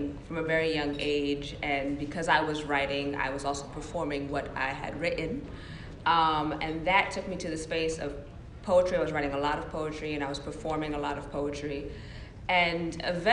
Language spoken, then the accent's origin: English; New York City, New York, United States; I'm from Harlem. I grew up in Harlem